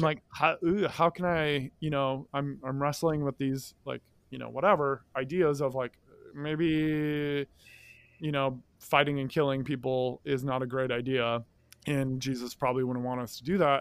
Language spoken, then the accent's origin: English; Midwest, United States; moved away as an adult; I'm from the Midwest. All my family's in the Midwest